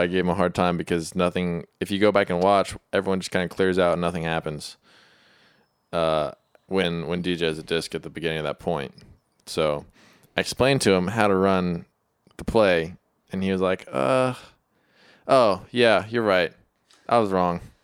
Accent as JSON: {"language": "English", "town": "Austin", "region": "Texas", "country": "United States", "moved": "yes", "said": "I'm from Austin"}